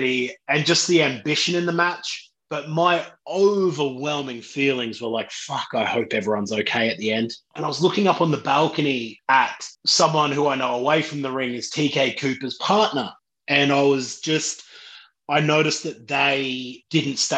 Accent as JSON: {"language": "English", "country": "Australia", "said": "I'm from Australia. I'm a Bogan"}